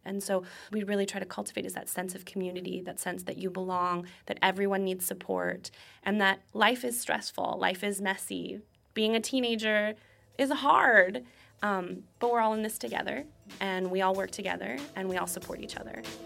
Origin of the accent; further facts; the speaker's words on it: Connecticut, United States; moved away; I grew up in Connecticut, which has one of the best school systems in the country.